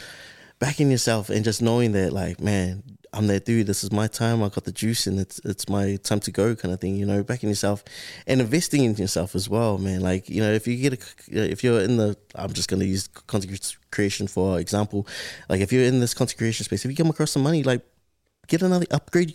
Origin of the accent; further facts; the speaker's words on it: Auckland, New Zealand; I was raised here in South Auckland